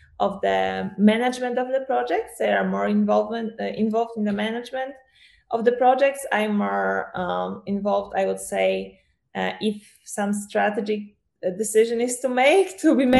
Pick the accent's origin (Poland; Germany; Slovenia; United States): Poland; also born or lived in Portugal; I'm from Poland